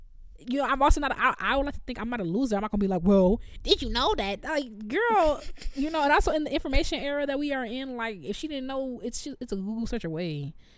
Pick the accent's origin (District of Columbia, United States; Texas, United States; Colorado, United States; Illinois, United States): Illinois, United States; Chicago; moved away as an adult; also born or lived in Normal, Illinois / Rochester, New York; I'm from Chicago. I lived in Chicago 18 years. And then I lived in a place where it still snowed. It snowed in Normal, Illinois. We were only 2 hours south of Chicago. So I lived in snow 23 years of my life. 3 years in Rochester